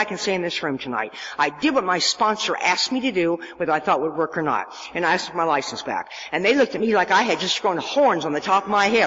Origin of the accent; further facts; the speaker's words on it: Nebraska, United States; I'm from Nebraska